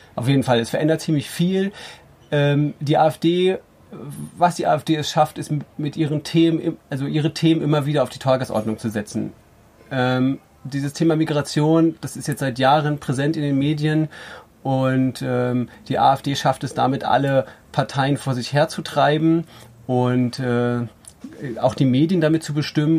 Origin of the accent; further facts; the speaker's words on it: Rügen, Mecklenburg-Vorpommern, Germany; Ich bin auf Rügen aufgewachsen